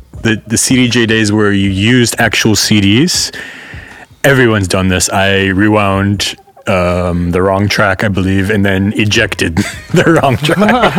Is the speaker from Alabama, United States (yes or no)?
no; Detroit, Michigan, United States; moved away as an adult; also born or lived in San Francisco, United States / Leiden, Netherlands; now in Amsterdam, Netherlands; I'm from Detroit.